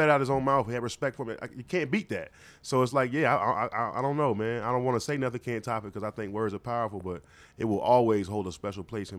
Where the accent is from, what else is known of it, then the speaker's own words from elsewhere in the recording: South Carolina, United States; I'm from Carolina. I'm from South Carolina.